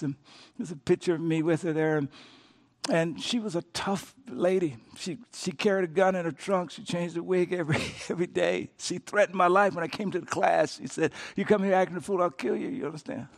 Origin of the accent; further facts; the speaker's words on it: Louisiana, United States; moved away; my home state, Louisiana